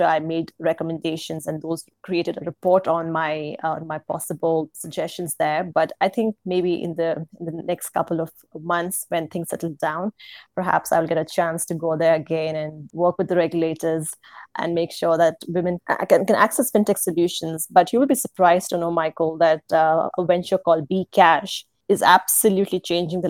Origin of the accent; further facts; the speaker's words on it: India; moved away as an adult; also born or lived in Singapore / Netherlands; I'm from India